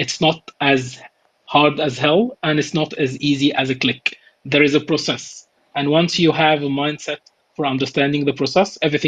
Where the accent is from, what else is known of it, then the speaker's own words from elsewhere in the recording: Egypt; born there; moved away; also born or lived in United Arab Emirates / Cyprus / Malta / Germany; I was born in Egypt, but I've moved to different countries. I've lived actually in 8 countries. I've lived in the United Arab Emirates, Cyprus, Malta, Germany, United Kingdom, and a couple of others, Mauritius also.